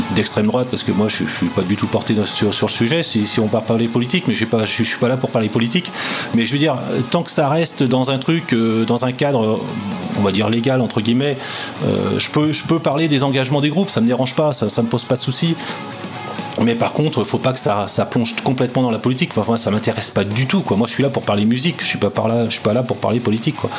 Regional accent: Rennes, Brittany, France; je suis rennais

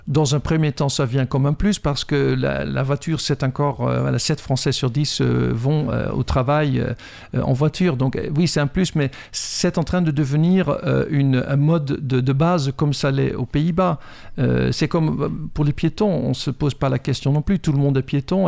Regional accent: Netherlands; French is a second language; moved away as an adult; now in France; Je suis un Hollandais, j'ai été programmé là-bas et je viens avec une programmation, un logiciel hollandais dans la tête

